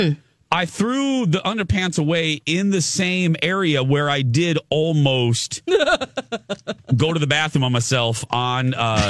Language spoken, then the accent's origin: English; Michigan City, Indiana, United States; now in Twin Cities, United States; It's about 40 minutes, about a half hour from my hometown. Mm. Michigan City, Indiana. That's right. Mm. Right on the lake shore there. Home of the Indiana Dunes.